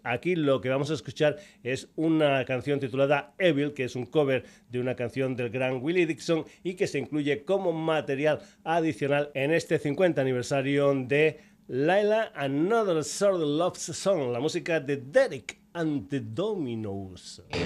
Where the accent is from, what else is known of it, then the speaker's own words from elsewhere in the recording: Extremadura, Spain; mi tierra, de Extremadura